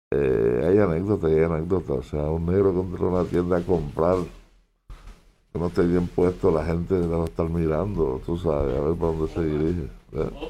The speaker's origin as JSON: {"language": "Spanish", "town": "Guayama", "country": "Puerto Rico", "said": "yo, soy de Guayama, vivo allí, en Guayama."}